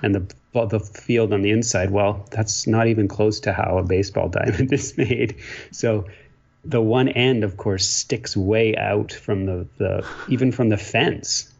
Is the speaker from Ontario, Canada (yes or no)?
yes; Ontario, Canada; moved away as an adult; also born or lived in Quebec; now in British Columbia, Canada; I grew up in a small town in Ontario. Um, and uh, so, yes, I'm a Canadian.